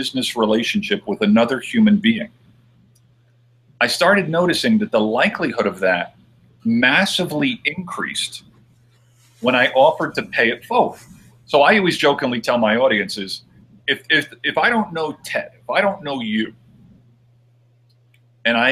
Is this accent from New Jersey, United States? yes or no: yes; New Jersey, United States; moved away; I'm originally from New Jersey